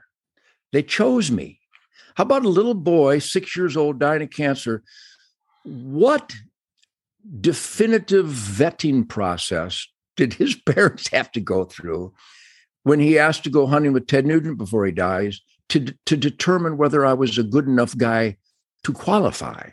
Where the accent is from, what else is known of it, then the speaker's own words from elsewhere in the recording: Michigan, United States; growing up in Michigan, the land of Fred Bear